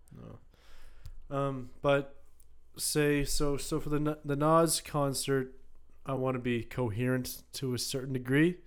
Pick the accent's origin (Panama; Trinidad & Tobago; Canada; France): Canada; such a large part of growing up in Fairview